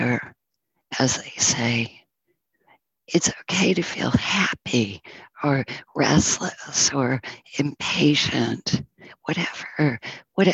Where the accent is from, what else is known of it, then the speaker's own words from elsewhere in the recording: Northern New York, United States; moved away as an adult; I'm from Northern New York